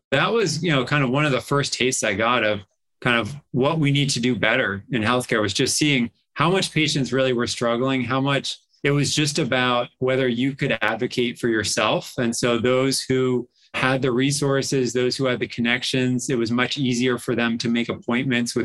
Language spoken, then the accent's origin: English; Massachusetts, United States; also born or lived in Mexico / Stanford, California; I grew up in Massachusetts.